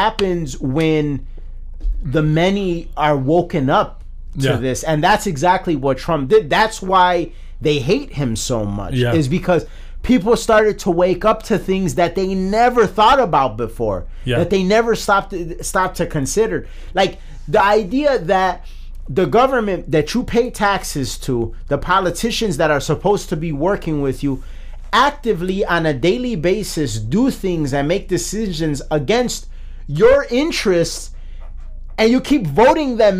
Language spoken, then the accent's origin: English; United States; as an American.